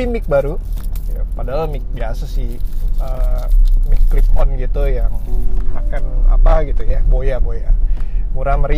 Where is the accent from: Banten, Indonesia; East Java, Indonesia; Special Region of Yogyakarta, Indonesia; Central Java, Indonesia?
Banten, Indonesia; Tangerang; gue anak Tangerang well lahir lahir sih nggak di sini cuman dari kecil dan sampai sekarang tinggal di kota Tangerang